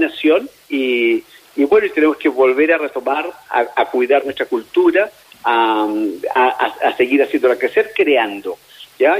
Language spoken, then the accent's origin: Spanish; Chile; como chilenos